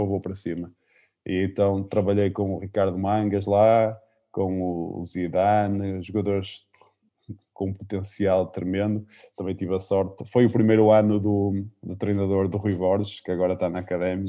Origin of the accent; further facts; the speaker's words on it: Caldas das Taipas, Norte, Portugal; no Taipas, que era o clube da minha terra